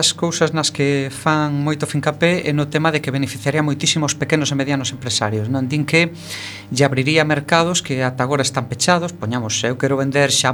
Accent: O Ribeiro, Galicia, Spain; Eu son do Ribeiro

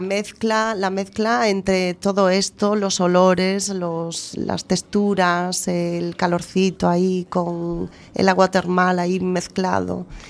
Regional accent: A Coruña, Galicia, Spain; also born or lived in Boimorto; nací en Coruña, estuve mis primeros tres años en Boimorto, mi, mi, mi, pueblo materno.

